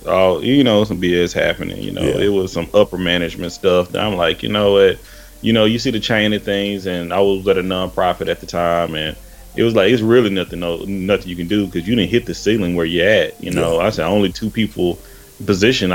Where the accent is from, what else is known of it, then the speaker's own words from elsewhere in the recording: Tyler, Texas, United States; moved away as an adult; also born or lived in Houston, Texas; now in Seattle, United States; I'm initially from East Texas. I'm from Tyler, Texas.